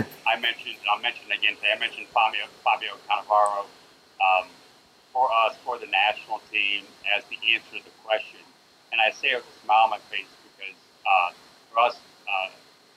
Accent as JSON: {"language": "English", "country": "United States", "said": "I look at it as an American"}